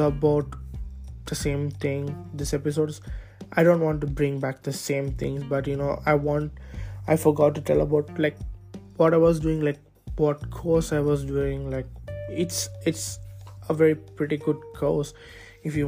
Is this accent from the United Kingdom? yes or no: no; India; moved away as an adult; now in Birkeland, Norway; I can't let go of my home country, which is India.